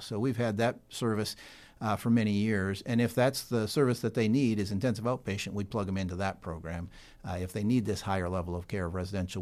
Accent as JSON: {"language": "English", "town": "Sioux Falls", "region": "South Dakota", "country": "United States", "tie": "born or raised there", "also_born_or_lived": "Bartlesville, Oklahoma", "said": "born and raised in Sioux Falls, South Dakota"}